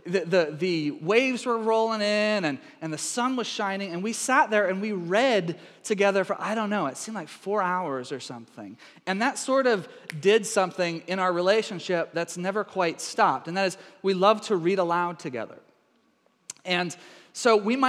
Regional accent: the South, United States; moved away as an adult; also born or lived in Minnesota; My family, you know, we're very Scottish and we're Southern, adopted Southern

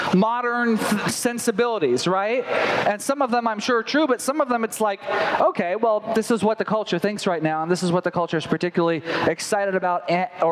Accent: the Bible Belt, United States; I grew up in the Bible Belt

